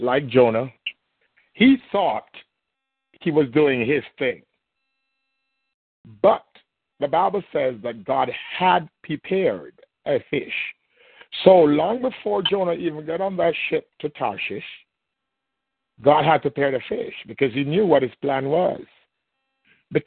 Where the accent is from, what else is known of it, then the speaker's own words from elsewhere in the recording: Jamaica; accent: thick Jamaican; moved away; I'm a Jamaican with a very thick Jamaican accent